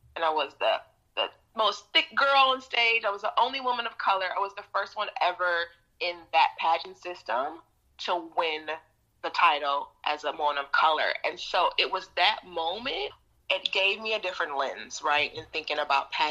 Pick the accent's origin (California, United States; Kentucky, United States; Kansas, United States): Kentucky, United States; Appalachia; also born or lived in Detroit, Michigan; born in Detroit to two amazing, wonderful parents, Detroit, Michigan. And then, you know, fast forward, my parents, their relationship didn't work out. They got a divorce. And so my mother decided to move her daughters to Appalachia, Kentucky.